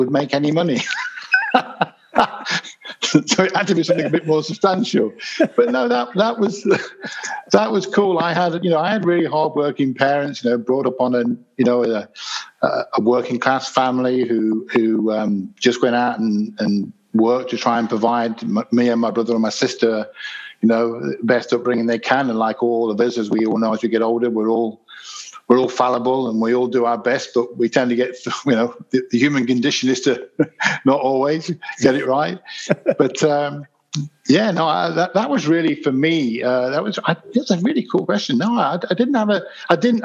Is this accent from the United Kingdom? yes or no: yes; Leicester, East Midlands, United Kingdom; also born or lived in Birstall; I was born in the centre of Leicester in the UK, which is in the Midlands